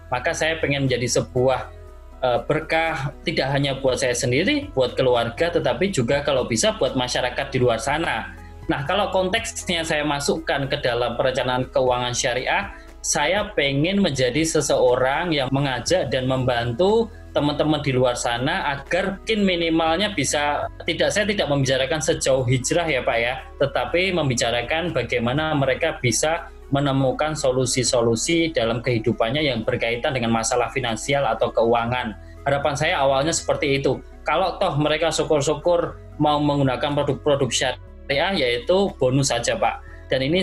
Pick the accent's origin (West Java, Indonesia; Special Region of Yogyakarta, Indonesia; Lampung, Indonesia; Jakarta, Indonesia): Special Region of Yogyakarta, Indonesia; Yogyakarta; Saya diberikan jalan untuk hijrah menuju tempat yang sebelumnya ini menjadi sebuah kampung halaman saya ya di Yogyakarta ya.